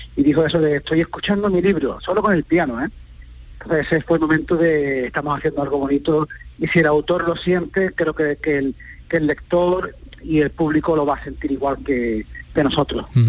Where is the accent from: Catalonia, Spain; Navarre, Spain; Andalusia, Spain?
Andalusia, Spain; los compositores somos andaluces